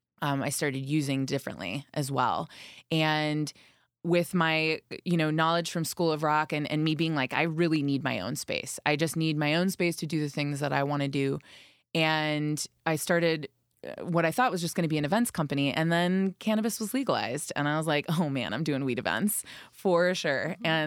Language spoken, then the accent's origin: English; Chicago, Illinois, United States; moved away; also born or lived in Wisconsin; I am from Chicago. Wisconsin born.